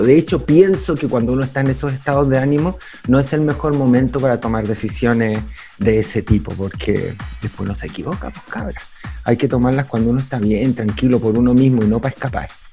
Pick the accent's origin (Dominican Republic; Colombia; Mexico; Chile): Chile